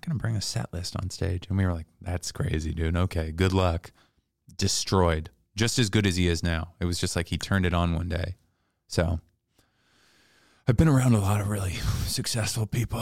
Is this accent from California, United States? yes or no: no; Seattle, Washington, United States; also born or lived in Bellingham; now in New York, United States; I'm from Seattle